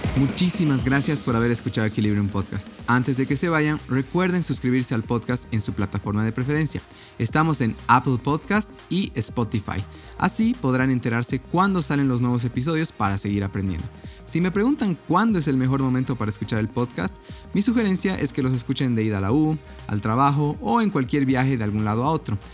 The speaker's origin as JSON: {"language": "Spanish", "country": "Bolivia"}